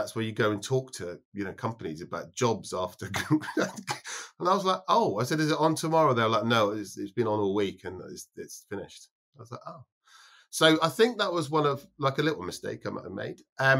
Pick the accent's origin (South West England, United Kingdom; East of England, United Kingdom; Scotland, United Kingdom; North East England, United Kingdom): Scotland, United Kingdom; Edinburgh; also born or lived in London / Bristol / Leeds; So I was born in London, grew up in Edinburgh, Bristol, went to university in Leeds.